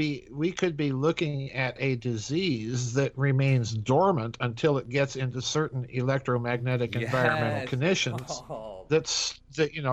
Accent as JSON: {"language": "English", "region": "South Dakota", "country": "United States", "said": "I'm a hack from South Dakota"}